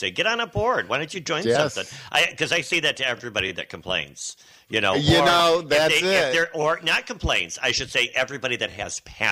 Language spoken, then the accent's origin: English; Flat Rock, Michigan, United States; also born or lived in Saginaw, Michigan; my hometown, Flat Rock